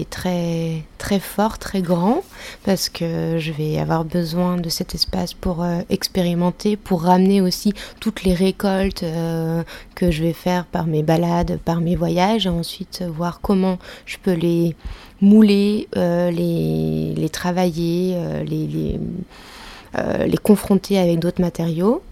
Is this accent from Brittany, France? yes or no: no; Ain, near Lyon, Auvergne-Rhône-Alpes, France; je suis née plutôt de la campagne, euh, donc je viens de Lyon mais euh, même de l'Ain